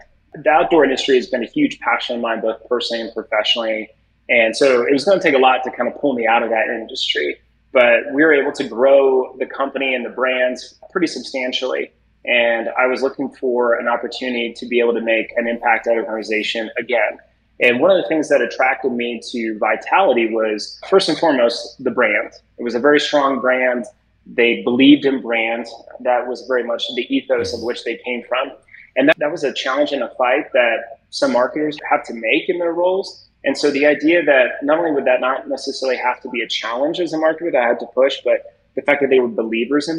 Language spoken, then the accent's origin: English; Indianapolis, Indiana, United States; I eventually joined a talent agency in Indianapolis, Indiana, which is my hometown